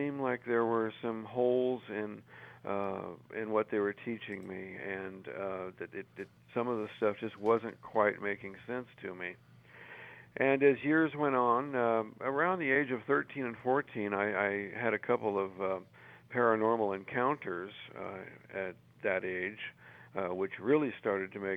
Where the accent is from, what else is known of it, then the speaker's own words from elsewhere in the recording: California, United States; I was born and raised in California